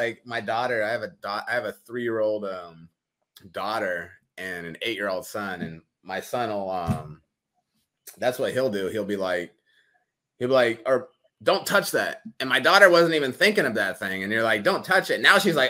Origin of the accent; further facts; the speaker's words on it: United States; growing up in America